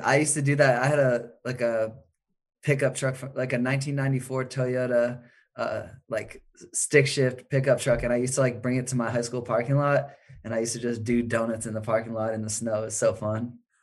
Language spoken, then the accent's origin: English; Maine, United States; also born or lived in Chicago; now in Los Angeles, United States; I grew up in Maine